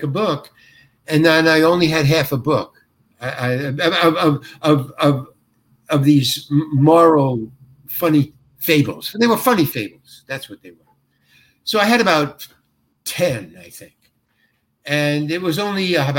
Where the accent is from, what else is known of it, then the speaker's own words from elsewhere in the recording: New York, United States; moved away; I'm from New York and I lived in the Village and stuff.